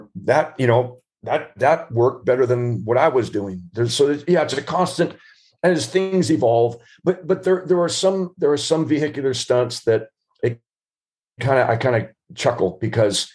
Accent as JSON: {"language": "English", "region": "Southern California", "country": "United States", "tie": "born or raised there", "said": "I've grown up in Southern California"}